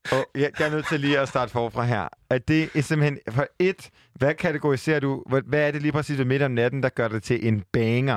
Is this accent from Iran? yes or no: no; Jutland, Denmark; jeg er en jyde